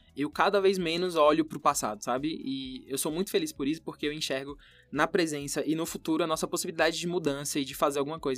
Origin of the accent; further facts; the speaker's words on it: Brazil; Eu nunca saí do Brasil